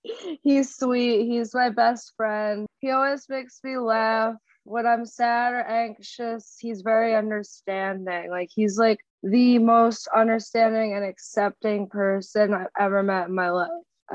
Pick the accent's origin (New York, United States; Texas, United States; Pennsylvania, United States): New York, United States; New York City; Harlem, New York.